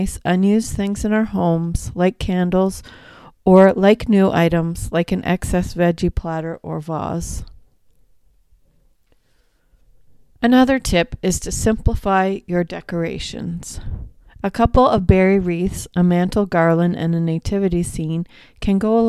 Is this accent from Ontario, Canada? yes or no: yes; Haliburton, Ontario, Canada; growing up in Haliburton